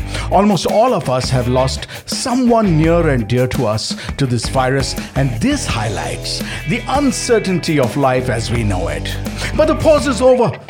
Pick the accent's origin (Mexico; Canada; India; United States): India; Jamshedpur, Jharkhand; my hometown, Jamshedpur